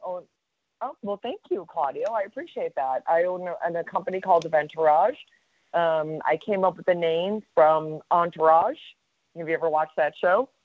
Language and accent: English; Chicago, Illinois, United States; now in Florida, United States; a Chicago girl, born and raised in Chicago